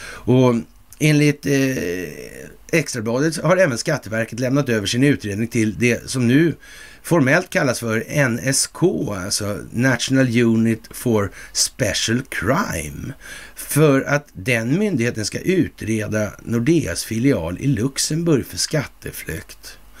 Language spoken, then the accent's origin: Swedish; Sweden